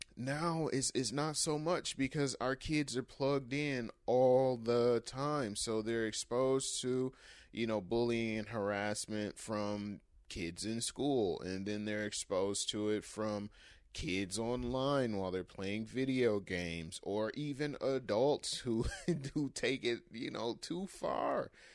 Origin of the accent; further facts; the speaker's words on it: Michigan, United States; My home state of Michigan